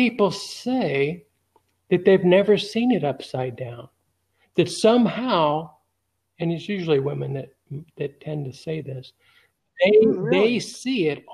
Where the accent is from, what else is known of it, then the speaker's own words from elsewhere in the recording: Los Angeles, California, United States; now in Alabama, United States; I'm from Los Angeles